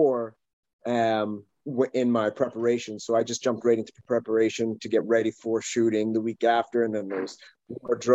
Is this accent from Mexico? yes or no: no; Calgary, Alberta, Canada; now in Vancouver, Canada; I'm from originally Calgary, Alberta